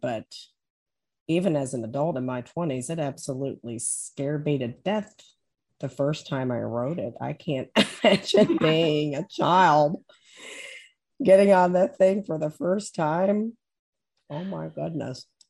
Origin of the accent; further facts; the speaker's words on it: Maysville, Kentucky, United States; I grew up back in Maysville, Kentucky.